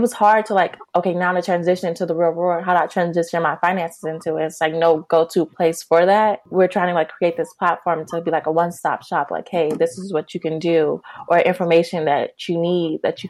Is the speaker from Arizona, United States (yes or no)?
no; Chicago, Illinois, United States; also born or lived in Los Angeles; I'm from Chicago